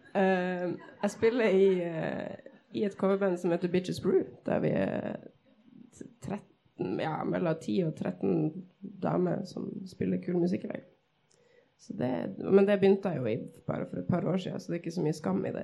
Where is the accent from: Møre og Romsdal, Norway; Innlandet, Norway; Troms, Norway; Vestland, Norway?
Troms, Norway; Tromsø; født og oppvokst her i Tromsø.